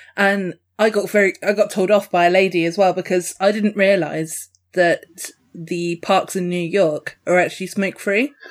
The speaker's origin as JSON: {"language": "English", "area": "Dorset", "region": "South West England", "country": "United Kingdom", "said": "I'm Dorset"}